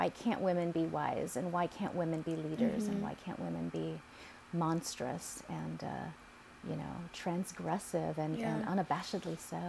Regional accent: Philippines; Okay, yeah, I'm Filipina. Yeah, I'm angry.

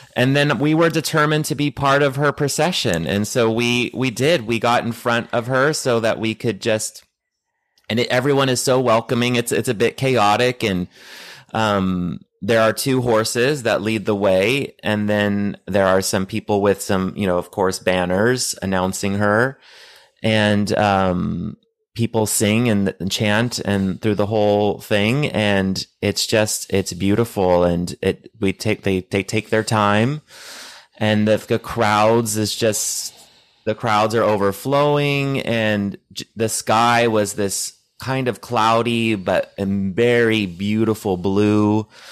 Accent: United States; growing up in the States

